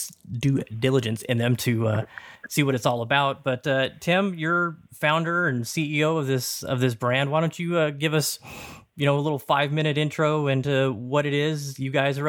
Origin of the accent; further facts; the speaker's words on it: Las Vegas, Nevada, United States; born and raised in Vegas